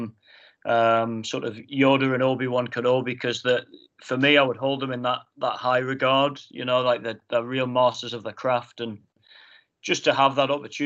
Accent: Hexham, North East England, United Kingdom; growing up in Hexham

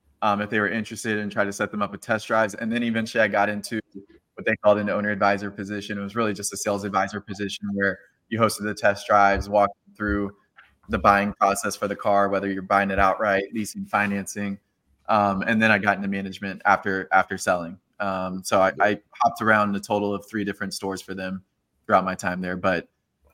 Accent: Marietta, Georgia, United States; moved away as an adult; also born or lived in Atlanta, Georgia; now in Nashville, United States; I'm from Atlanta originally, Marietta, Georgia in particular. I live in Nashville right now

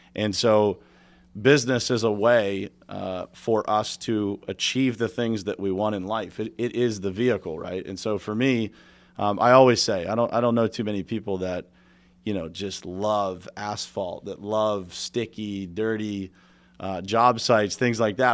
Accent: Pittsburgh, Pennsylvania, United States; my dad was a steel worker. Uh, I'm from Pittsburgh, Steel City

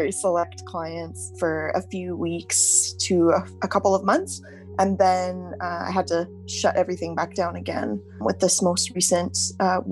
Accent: Calgary, Alberta, Canada; I'm from Calgary, Alberta

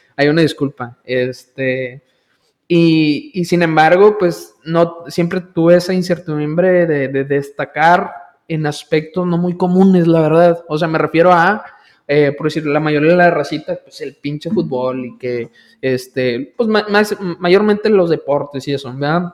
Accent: village near Valle Hermoso, Tamaulipas, Mexico; yo viví mayor parte de mi vida en el poblado náhuatl. Ahí nací, ahí, crecí la mayoría de mi, de mi, infancia

